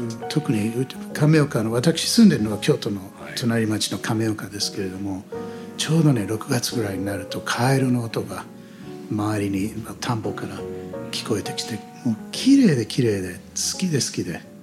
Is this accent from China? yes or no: no; United States; Japanese is a second language; also born or lived in United Kingdom / Iya, Japan; now in Japan; 子供の頃の例えばアメリカにいた頃